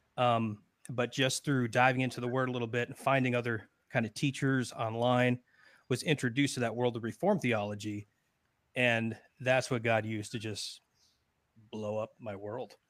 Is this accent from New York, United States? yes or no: no; Connecticut, United States; moved away as an adult; now in Florida, United States; I'm from Connecticut originally. I've been in Florida, uh, boy, going on seventeen years now